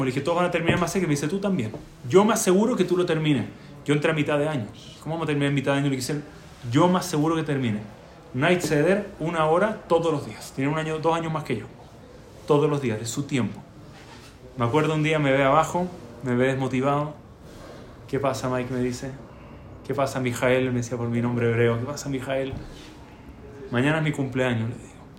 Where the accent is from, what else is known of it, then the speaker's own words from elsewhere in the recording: Chile; moved away; also born or lived in Baltimore, United States; Yo en Chile